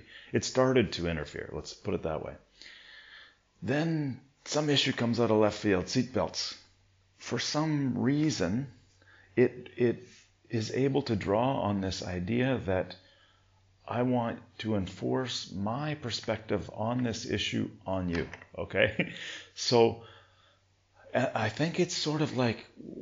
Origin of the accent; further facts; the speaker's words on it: Ontario, Canada; moved away; I would go back to school in Ontario for September